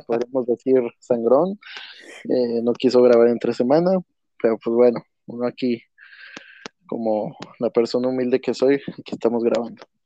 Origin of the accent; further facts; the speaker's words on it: Monterrey, Nuevo León, Mexico; somos de Monterrey, donde aquí se vive eh, apasionadamente, pues todos los deportes